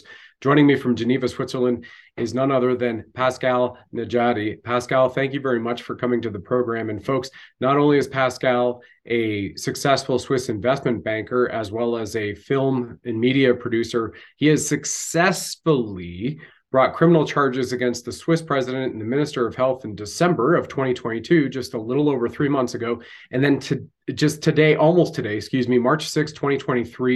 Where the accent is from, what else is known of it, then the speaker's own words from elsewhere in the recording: Canada; I'm a Canadian military guy from background and upbringing